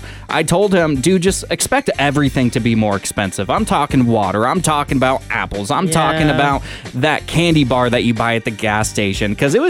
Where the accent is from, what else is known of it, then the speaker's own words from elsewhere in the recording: Washington, United States; moved away as an adult; now in Sonoma County, United States; We're from Washington State